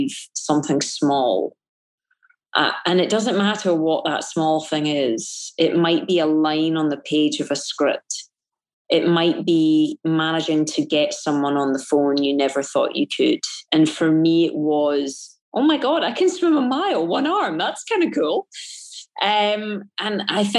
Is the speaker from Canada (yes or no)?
no; Scotland, United Kingdom; it's being Scottish. It's that Calvinistic sensibility that I grew up